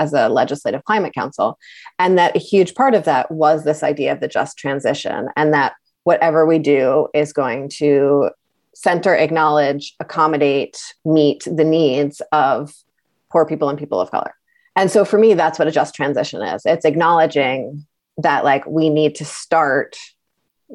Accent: Brattleboro, Vermont, United States; I'm from Brattleboro

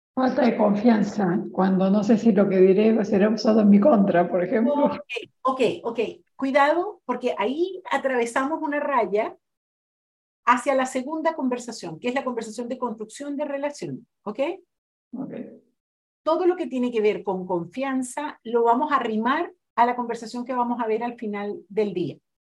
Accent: Brazil; Spanish is a second language; moved away; yo soy brasileña

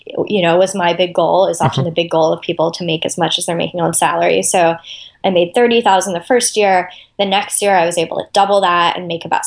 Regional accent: Austin, Texas, United States; moved away; I grew up in Austin, Texas, where I live now

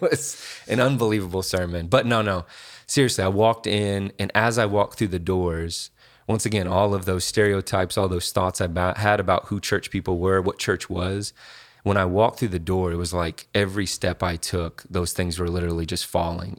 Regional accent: Indianapolis, Indiana, United States; I grew up here, um, Indianapolis, born

